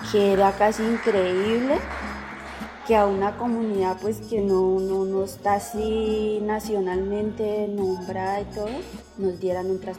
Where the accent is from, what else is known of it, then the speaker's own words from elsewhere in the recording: Florida, Valle del Cauca, Colombia; vengo del municipio de Florida, de la debería de Benecer. Tengo 25 años, yo soy casada